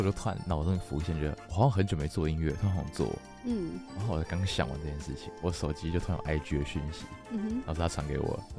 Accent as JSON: {"language": "Chinese", "region": "Tainan", "country": "Taiwan", "moved": "as an adult", "lives_now": "Taipei, Taiwan", "said": "其实我插个话，我刚来政大的时候，就我刚来台北念书，就我台南人。"}